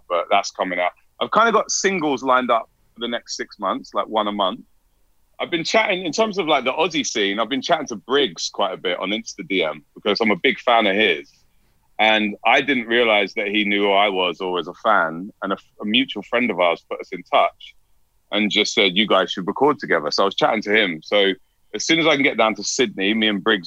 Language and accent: English; London, United Kingdom; now in Brisbane, Australia; I'm from London. I live in Brisbane.